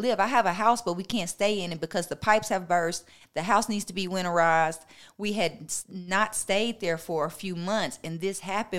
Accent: Nashville, Tennessee, United States; also born or lived in Tampa, Florida / Columbus, Ohio / Minnesota / California; But I was raised in Nashville, Tennessee, and Tampa, Florida. Those are the two places that I invested the most of my life.

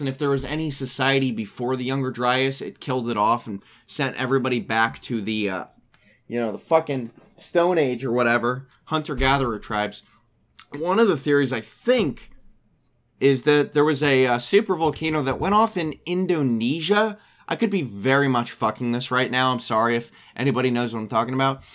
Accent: United States; I'm from the United States of America.

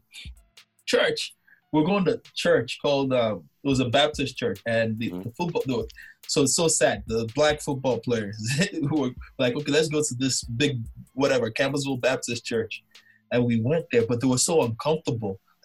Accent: Nigeria; moved away as an adult; also born or lived in Kentucky; now in United States; I'm from Nigeria.

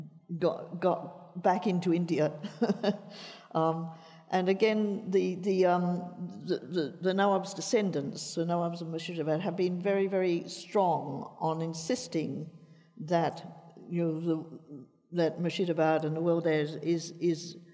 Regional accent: Australia; as a child, I thought of myself as basically Australian, and to some extent, that's how I still think of myself.

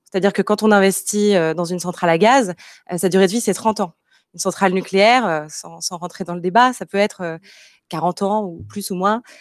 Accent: Marseille, Provence-Alpes-Côte d'Azur, France; also born or lived in Paris / Montreal / Lyon; en tant que Marseillaise, j'ai souhaité rejoindre Marseille

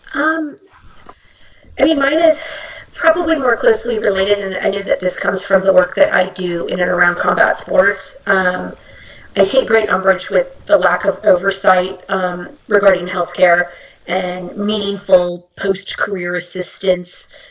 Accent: Bay Area, California, United States; moved away; I'm from the Bay Area.

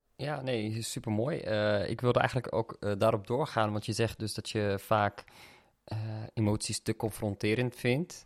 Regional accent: Amsterdam, North Holland, Netherlands; we zijn opgegroeid in Amsterdam samen

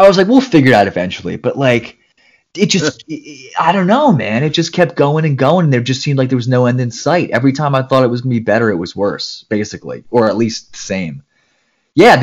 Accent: New Jersey, United States; moved away as an adult; also born or lived in Maryland / San Diego; I'm from the East Coast. I'm from New Jersey.

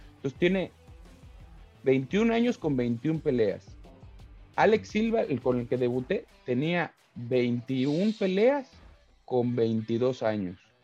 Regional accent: Tlalnepantla, State of Mexico, Mexico; accent: chilango; yo vengo de barrio, güey. yo, crecí en Tlalnepantla

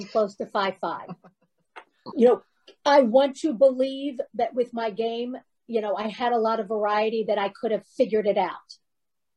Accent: Baltimore, Maryland, United States; We grew up in Baltimore together.

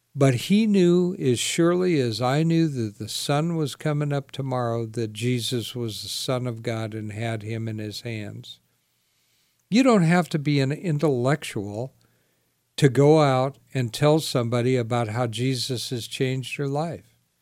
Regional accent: Sacramento, California, United States; I grew up in Sacramento

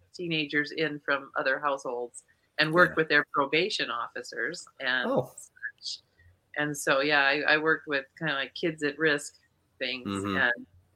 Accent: Eastern South Dakota, United States; moved away; on Eastern farmer territory, everybody talks like diction English, like Tom Brokaw is, and that's where I was raised.

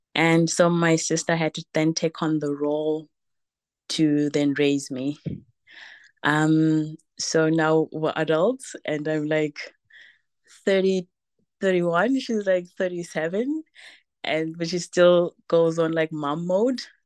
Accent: Zimbabwe; now in Germany; I'm originally from Zimbabwe, but living in Germany

